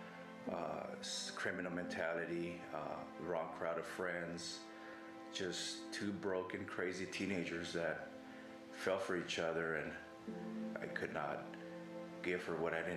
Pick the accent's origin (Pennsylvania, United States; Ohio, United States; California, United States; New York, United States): California, United States; Los Angeles; moved away; also born or lived in Oregon / Texas; I grew up in the San Fernando Valley in Los Angeles, California